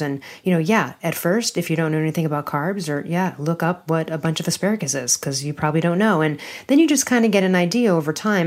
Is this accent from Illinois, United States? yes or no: yes; Chicago, Illinois, United States; from my hometown of downtown Chicago.